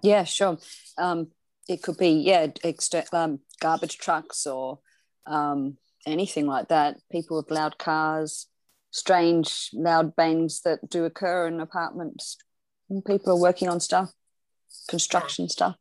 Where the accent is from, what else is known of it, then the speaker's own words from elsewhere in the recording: Australia; I'm from Australia